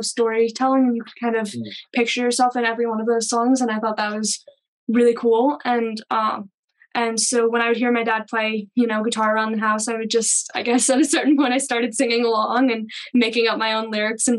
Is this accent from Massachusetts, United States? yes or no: no; Pennsylvania, United States; I'm from Pennsylvania. And I grew up hearing a ton of music around my house